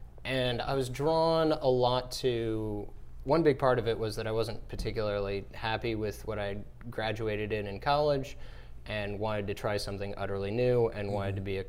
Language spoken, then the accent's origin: English; Portland, Oregon, United States; No, I'm from Portland, Oregon.